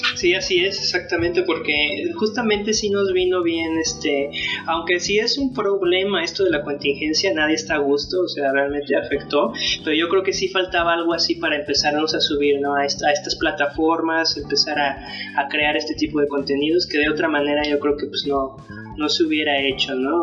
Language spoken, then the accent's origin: Spanish; San Luis Potosí, Mexico; nosotros eh, somos de San Luis Potosí, somos de, la ciudad de, la capital